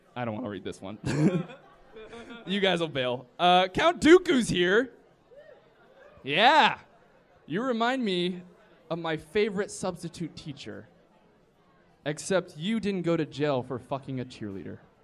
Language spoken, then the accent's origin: English; the South, United States; I'm from the South